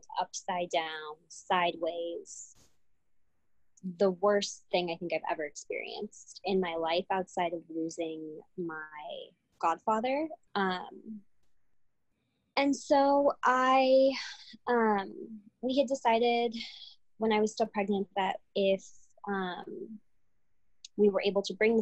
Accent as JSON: {"language": "English", "country": "United States", "tie": "born or raised there", "said": "first person in my whole family to be born in this country. And I am, my parents are Cuban exiles, refugees. So I was raised with that refugee mentality, but also had this very like interesting dichotomy of like growing up as an American"}